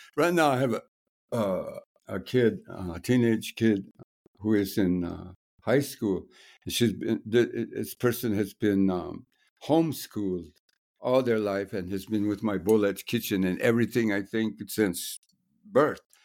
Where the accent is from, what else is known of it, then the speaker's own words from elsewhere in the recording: New Mexico, United States; moved away as an adult; also born or lived in Guatemala; I'm from New Mexico and I grew up in village